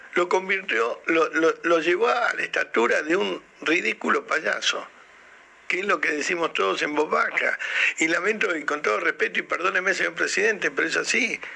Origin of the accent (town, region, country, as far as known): Argentina